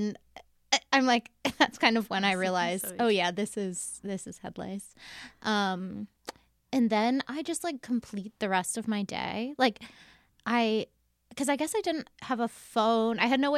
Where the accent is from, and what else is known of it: Virginia, United States; moved away as an adult; now in London, United Kingdom